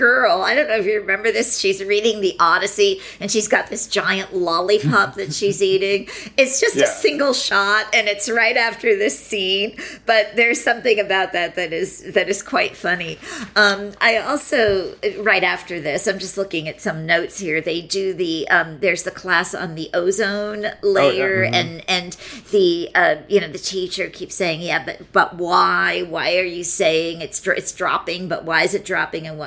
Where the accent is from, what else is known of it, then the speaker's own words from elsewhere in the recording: Pennsylvania, United States; I grew up in Pennsylvania